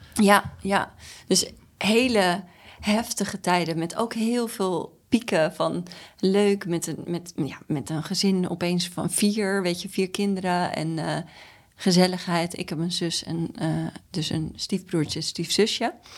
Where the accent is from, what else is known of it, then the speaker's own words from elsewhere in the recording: Amstelveen, North Holland, Netherlands; ik ben geboren in Amstelveen, in het Tulp ziekenhuis. En we woonden daar in een nieuw rijtjeshuis